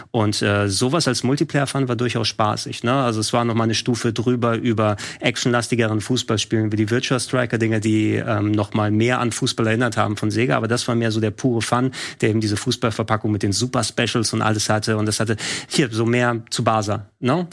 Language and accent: German; Hamburg, Germany; als äh, Hamburger Jung